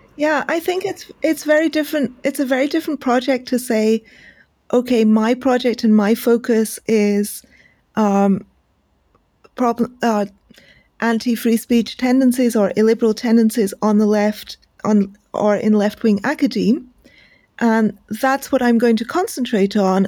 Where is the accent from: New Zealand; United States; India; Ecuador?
India; as an Indian